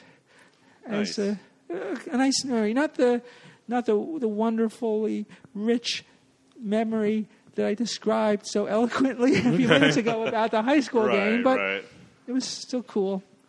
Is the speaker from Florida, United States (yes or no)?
no; New Jersey, United States; now in New York City, United States; I grew up in New Jersey.